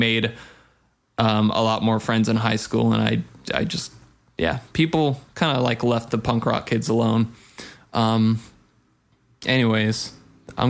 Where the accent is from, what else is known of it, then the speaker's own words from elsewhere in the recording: Big Bear, California, United States; also born or lived in Apple Valley; I grew up in Big Bear and moved from Big Bear to Apple Valley when I started ninth grade